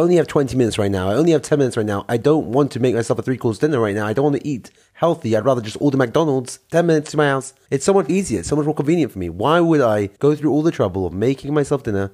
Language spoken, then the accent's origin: English; London, United Kingdom; now in Israel; I'm from London, England. I am currently living in Israel